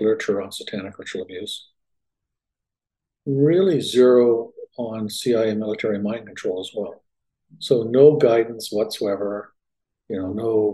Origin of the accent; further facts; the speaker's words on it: Canada; moved away as an adult; also born or lived in Winnipeg, Canada; now in Dallas, United States; I grew up in Canada, born there, medical school, psychiatry training, and I moved from Winnipeg, which is sort of middle of the country, due south to the Dallas area in 1991